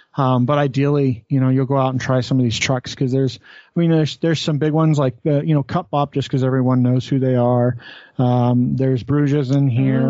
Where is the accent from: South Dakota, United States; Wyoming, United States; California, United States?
Wyoming, United States; now in Utah, United States; I grew up in Wyoming where we got to have whatever fireworks we wanted whenever the fuck